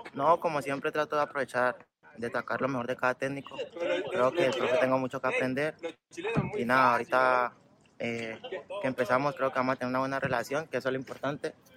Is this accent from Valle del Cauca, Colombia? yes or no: yes; Cali, Valle del Cauca, Colombia; moved away as an adult; Cali. Tuve la oportunidad ahí donde yo nací, donde yo crecí